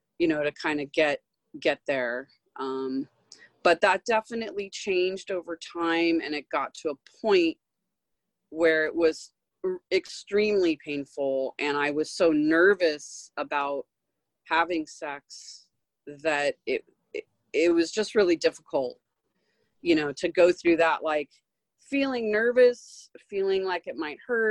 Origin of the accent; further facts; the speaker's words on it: Manhattan Beach, California, United States; I grew up here in LA. I grew up in Manhattan Beach and Hermosa Beach